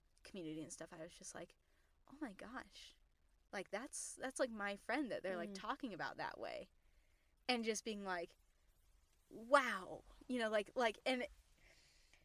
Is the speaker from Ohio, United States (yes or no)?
no; Utah, United States; I grew up in Utah.